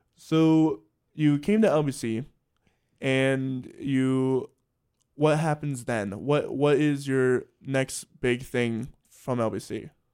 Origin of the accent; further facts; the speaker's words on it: Salisbury, Maryland, United States; moved away as an adult; also born or lived in Lancaster, Pennsylvania; I'm from Salisbury, Maryland.